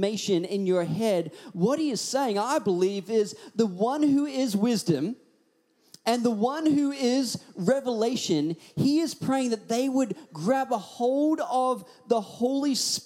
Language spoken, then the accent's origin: English; Australia; accent: Australian; also born or lived in Hawaii; I'd always put on my thickest Australian accent